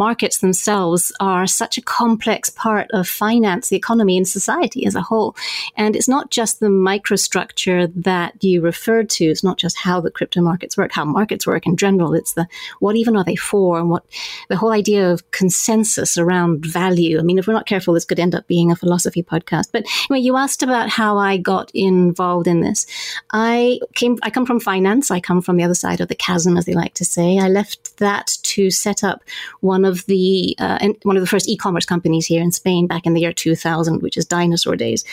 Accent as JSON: {"language": "English", "country": "Zambia", "tie": "born or raised there", "said": "I grew up in Zambia"}